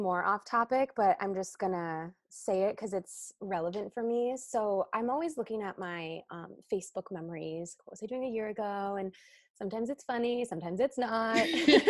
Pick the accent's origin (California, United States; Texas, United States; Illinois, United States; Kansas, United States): Illinois, United States; Chicago; Like I came from Chicago. So like, you know, we're wearing all black, we're looking sharp. It's the city.